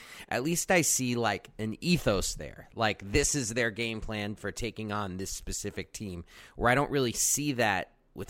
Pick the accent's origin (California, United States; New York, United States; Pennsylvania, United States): New York, United States; New York City; as a New Yorker